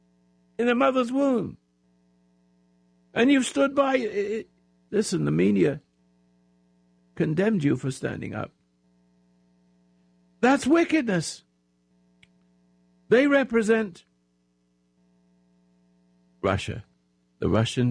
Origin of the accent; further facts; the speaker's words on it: England, United Kingdom; now in United States; I was born in England